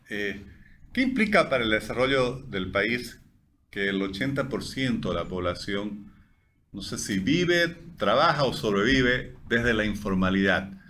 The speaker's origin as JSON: {"language": "Spanish", "country": "Bolivia", "said": "somos bolivianos"}